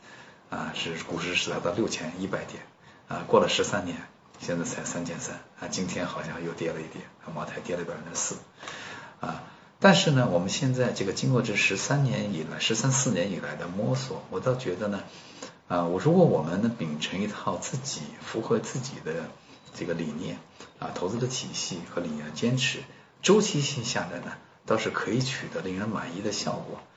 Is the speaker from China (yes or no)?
yes; China; 现在当时有一万人，然后就我一个中国人，然后没有看到其他的啊那个国内去的人